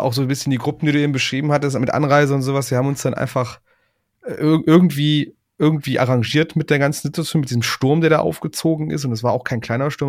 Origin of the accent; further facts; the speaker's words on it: Aachen area, North Rhine-Westphalia, Germany; in meinem Heimatdorf